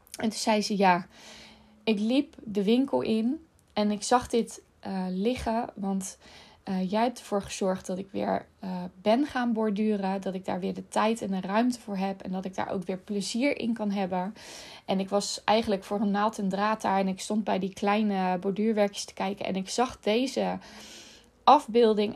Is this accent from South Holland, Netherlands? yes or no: yes; Rotterdam, South Holland, Netherlands; Ik woon dan vlak naast Rotterdam en ik ben in Rotterdam opgegroeid.